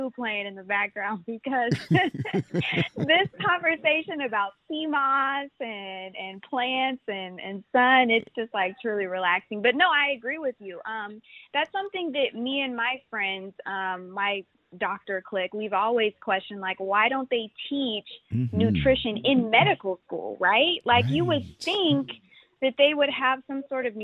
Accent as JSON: {"language": "English", "town": "Houston", "region": "Texas", "country": "United States", "tie": "born or raised there", "said": "I grew up in Sharptown"}